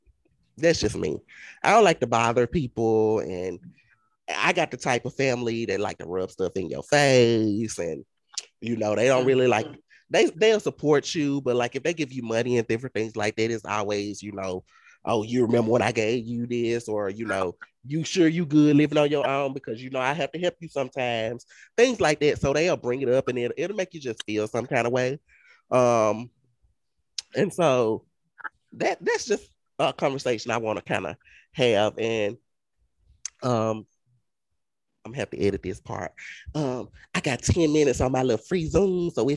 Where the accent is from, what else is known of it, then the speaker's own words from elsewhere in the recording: the South, United States; You're like, we're from the South. We're from the deep South.